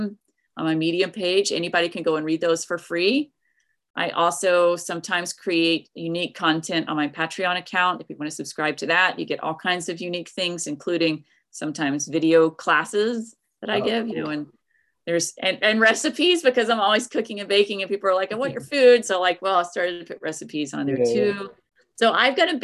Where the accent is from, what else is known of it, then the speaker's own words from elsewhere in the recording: East Tennessee, United States; where I grew up in East Tennessee